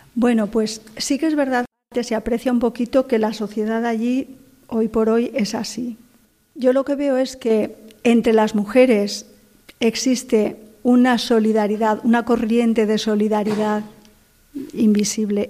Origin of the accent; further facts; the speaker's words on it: Spain; moved away as an adult; now in Morocco; en Vétera, en mi pueblo